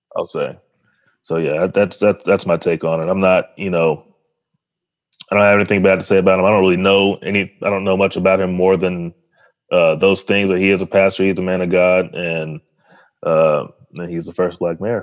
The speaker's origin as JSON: {"language": "English", "town": "Arlington", "region": "Texas", "country": "United States", "tie": "born or raised there", "said": "I grew up in Arlington, Texas"}